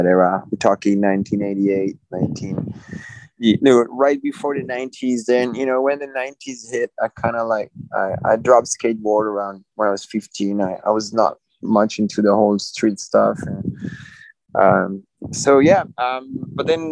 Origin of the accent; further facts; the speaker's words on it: Fontainebleau, Île-de-France, France; I grew up in Fontainebleau. It's a small town, like an hour south of Paris in France